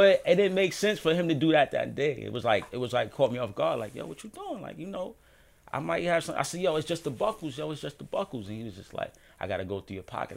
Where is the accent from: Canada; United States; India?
United States; New York City, New York; Born and raised in Harlem